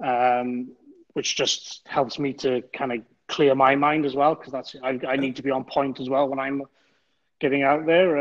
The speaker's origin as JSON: {"language": "English", "region": "Wales", "country": "United Kingdom", "said": "Being a Welshman"}